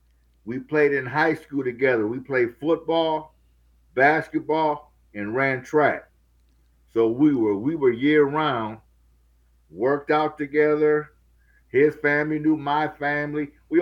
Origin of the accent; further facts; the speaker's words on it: Minneapolis, Minnesota, United States; Minneapolis, Minnesota.